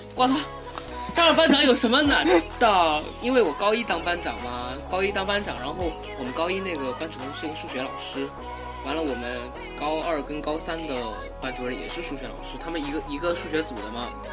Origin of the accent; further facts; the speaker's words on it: Fujian, China; 先声明我是福建的，然后我们那边是比较好考的